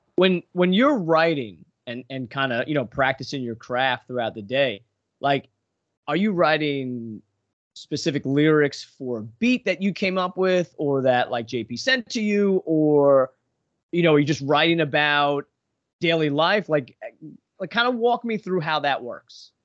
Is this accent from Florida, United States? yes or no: no; Long Island, New York, United States; I grew up in New York on Long Island